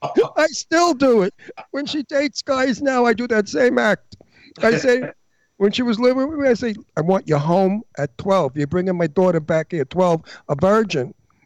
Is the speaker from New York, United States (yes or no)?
yes; New York City, New York, United States; moved away; also born or lived in Beverly Hills / Garden City, Long Island; They found out that I was an Italian from Brooklyn